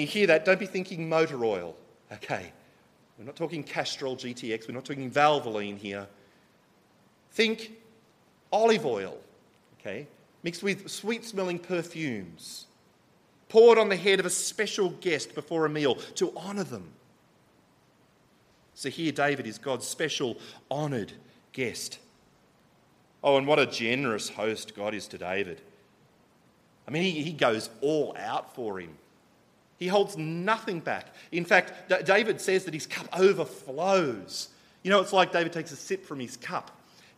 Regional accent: Australia; I'm from Australia, I'm here in Porto

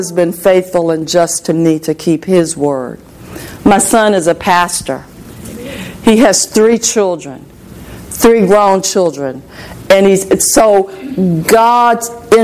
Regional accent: Port Arthur, Texas, United States; I'm from Port Arthur, Texas, and I was on the west side of Port Arthur

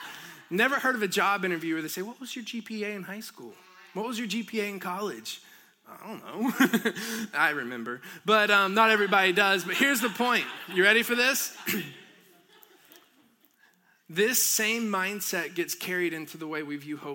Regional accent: near Helen, northeast Georgia, United States; moved away; I grew up in Georgia

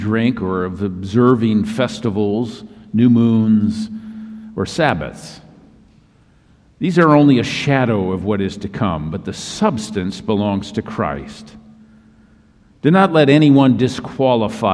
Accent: Minnesota, United States; now in Southern California, United States; my home state of Minnesota

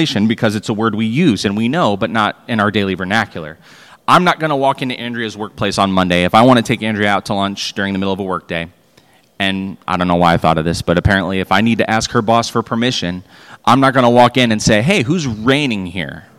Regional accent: Royal Oak, Michigan, United States; growing up in that church, it's very service-oriented. So, you know, our church in Royal Oak, Michigan

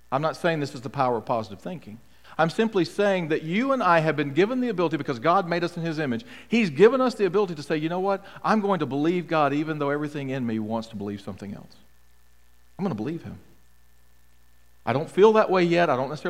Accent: Mississippi, United States; I grew up in Mississippi

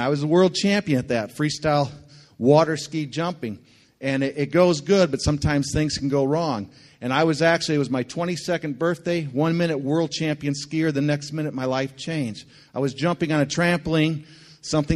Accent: Linden, Michigan, United States; moved away as an adult; also born or lived in Thailand / Philippines; I was born and raised in this area. I grew up on Lake Shannon, went to Linden Schools my whole life

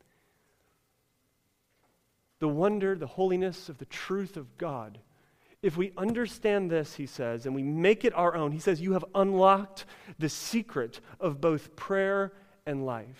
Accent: United States; we're American

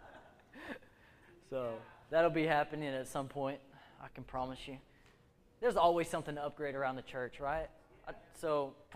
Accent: United States; We're American

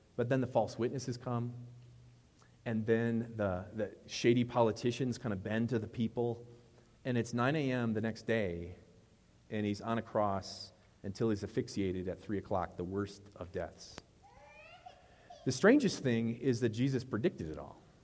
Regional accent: Wisconsin, United States; I'm from Wisconsin.

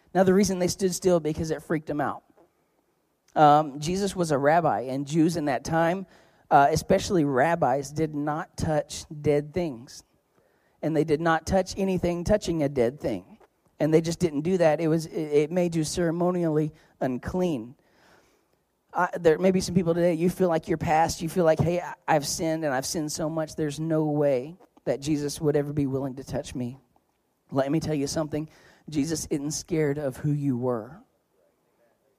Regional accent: Oklahoma, United States; I'm from Oklahoma

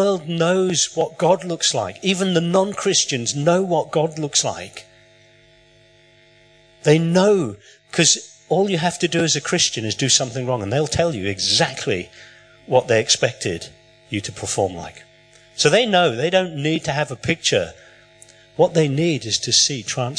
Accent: England, United Kingdom; moved away; I was born in England.

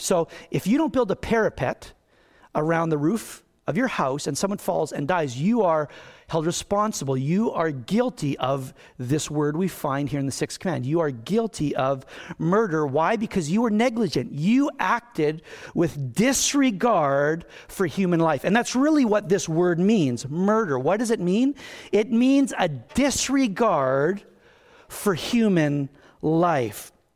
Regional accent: Canada; I'm a Canadian

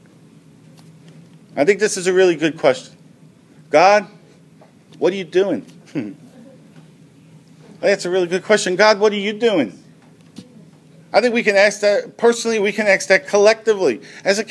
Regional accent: United States; as American Christians who've been involved in church, many of us for a good portion of our lives

